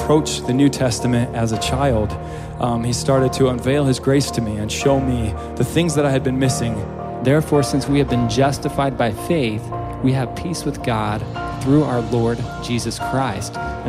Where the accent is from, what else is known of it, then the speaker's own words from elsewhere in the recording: Utah, United States; I grew up in Utah and just a very strong Mormon family, and everything I knew was this religion